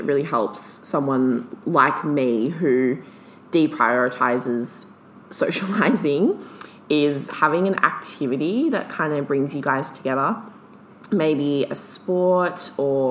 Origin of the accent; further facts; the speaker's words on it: Melbourne, Victoria, Australia; I'm from Melbourne, like big city.